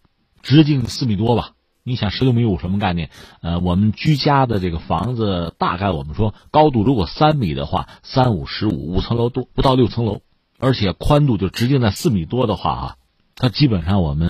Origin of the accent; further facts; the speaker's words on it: China; 我们中国人很在意很多小细节哈。